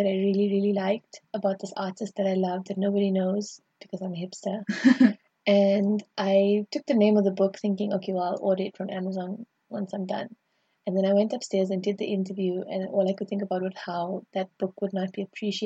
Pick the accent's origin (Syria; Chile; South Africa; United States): South Africa; Johannesburg, Gauteng; moved away; I'm from South Africa, and in my home of Johannesburg, my hometown